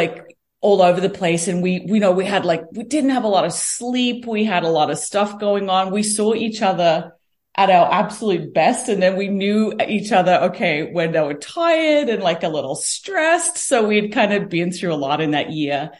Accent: Australia; moved away as an adult; now in Edmonton, Canada; I'm from Australia.

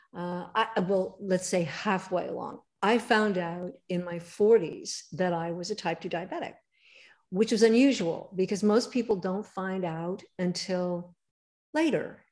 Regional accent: Pasadena, California, United States; also born or lived in Hollywood, Los Angeles; I grew up in LA. I, I grew up in Pasadena, actually, and was born in Hollywood, of all places to be born.

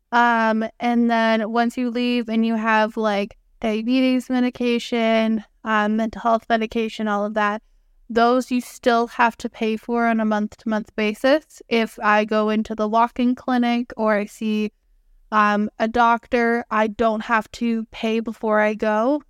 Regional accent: Canada; I'm from Canada

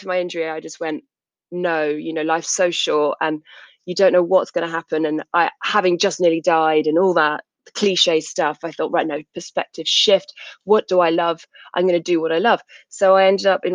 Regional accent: South England, United Kingdom; I grew up in South England

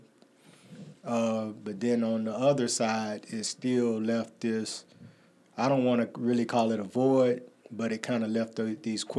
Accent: Greer, South Carolina, United States; also born or lived in Taylors, South Carolina; I am from Greer, South Carolina, Moore Taylors. My family grew up around the Hawkins Hill area in Taylors. But being in Greer, between Greer and Taylors, all of my life

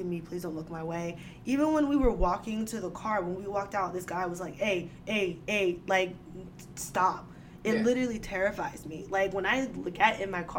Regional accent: Edison, New Jersey, United States; I was born and raised in Edison

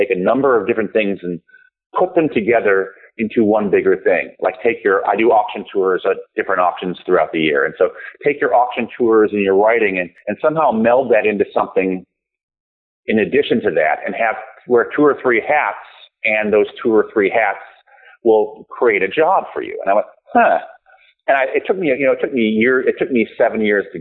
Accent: Tucson, Arizona, United States; I grew up in Tucson

